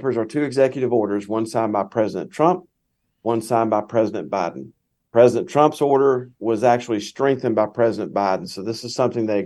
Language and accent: English; Winston-Salem, North Carolina, United States; when I was growing up in Winston-Salem as a motorcycle mechanic and a garbage collector